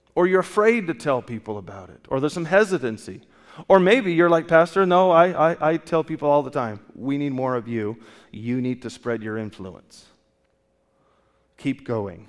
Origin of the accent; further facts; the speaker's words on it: California, United States; I grew up in California